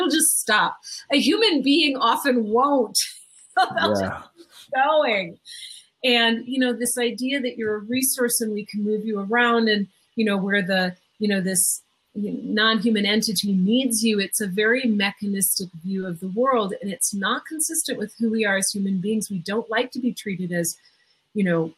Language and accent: English; Minnesota, United States; I'm from Minnesota